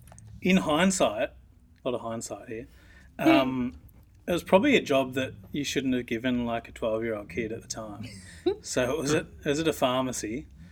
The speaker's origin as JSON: {"language": "English", "area": "Mornington Peninsula", "region": "Victoria", "country": "Australia", "tie": "born or raised there", "said": "So I grew up on the Mornington Peninsula, which is obviously a beautiful spot"}